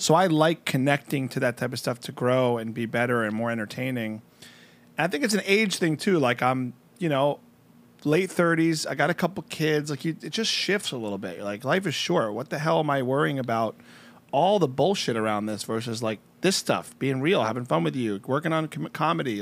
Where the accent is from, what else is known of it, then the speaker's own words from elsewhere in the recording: New Jersey, United States; moved away; I'm from Jersey.